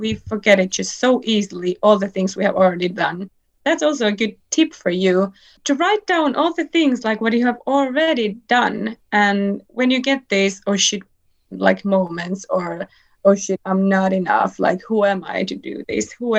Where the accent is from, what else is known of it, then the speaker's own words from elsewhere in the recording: Finland; first language Finnish; English is a second language; I am from Finland